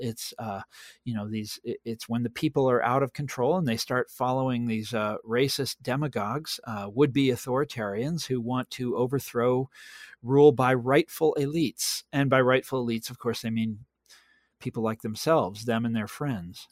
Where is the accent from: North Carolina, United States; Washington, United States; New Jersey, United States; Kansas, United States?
Kansas, United States; I'm from Kansas. Uh, I'm sitting in Kansas right now as I'm speaking to you